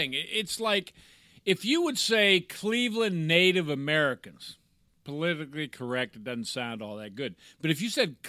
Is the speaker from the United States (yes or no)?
no; Ireland; I'm an Irishman.